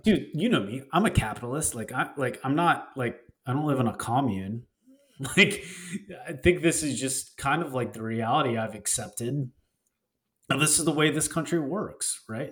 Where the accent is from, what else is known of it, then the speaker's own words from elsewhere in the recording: Texas, United States; I grew up in Texas